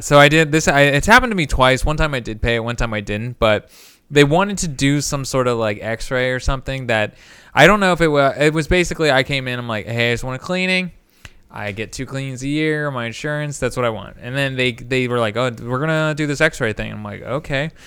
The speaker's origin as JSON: {"language": "English", "region": "Indiana", "country": "United States", "tie": "born or raised there", "moved": "yes", "lives_now": "Cincinnati, United States", "said": "growing up in Indiana"}